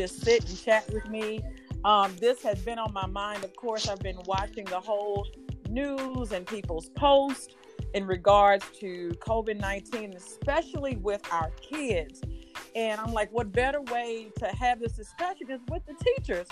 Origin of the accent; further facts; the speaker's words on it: St. Louis, Missouri, United States; From St. Louis, Missouri, our hometown, my hometown